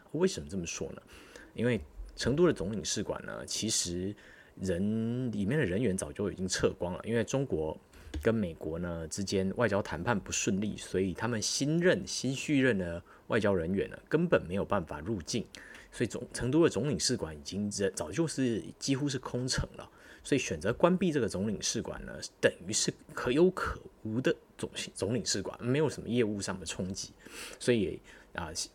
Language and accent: Chinese; Taiwan; 我们大家作为作为台湾人